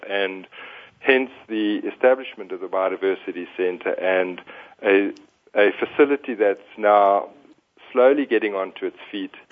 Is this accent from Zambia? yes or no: yes; Northern Province, Zambia; probably the most influential part in my life was growing up in Zambia, in northern Zambia. Um, I spent a good part of my formative years in the Bangweulu swamps.